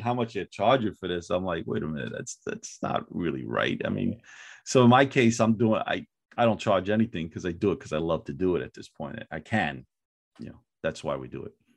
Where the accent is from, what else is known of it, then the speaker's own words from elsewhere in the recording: New York City, New York, United States; I'm originally from Brooklyn, New York, uh, Fort Greene, Brooklyn